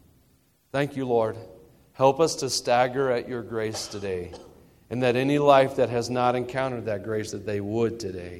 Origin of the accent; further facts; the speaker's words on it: Tennessee, United States; moved away; I am from the South, specifically Tennessee, which is the first part of the South, the first and best